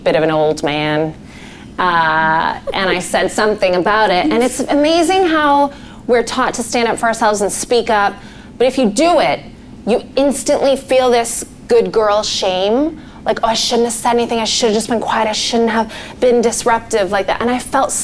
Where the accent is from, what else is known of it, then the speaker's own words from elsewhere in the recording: Canada; now in United Kingdom; a white Canadian girl born in the 80s